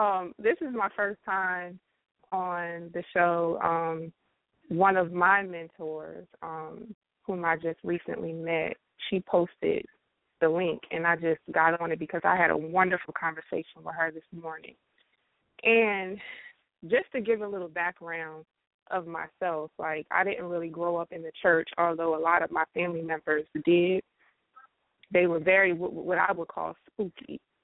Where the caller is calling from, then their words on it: South Carolina, United States; I'm calling from South Carolina.